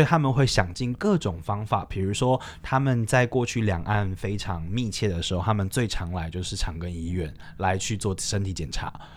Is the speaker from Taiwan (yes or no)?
yes; Taiwan; moved away as an adult; now in Kunming, China; 作为台湾人